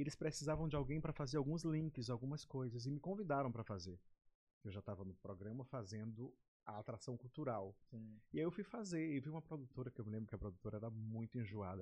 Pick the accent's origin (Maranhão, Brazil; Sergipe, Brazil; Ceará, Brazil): Maranhão, Brazil; Pinheiro; also born or lived in São Paulo / Rio de Janeiro / Belém; now in São Luís, Brazil; Eu sou natural de Pinheiro, Pinheiro Maranhão, Pinheiro. do interior do estado, da Baixada Maranhense. Eu nasci em Pinheiro, vim para cá com 13 anos